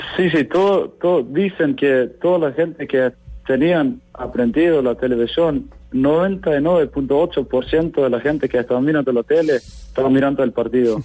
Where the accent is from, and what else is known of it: Iceland